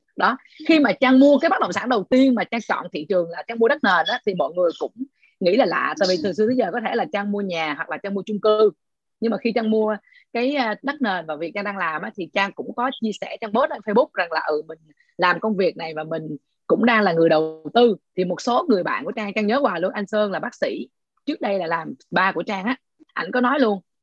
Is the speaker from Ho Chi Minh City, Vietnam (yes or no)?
yes; Ho Chi Minh City, Vietnam; còn chị là sài gòn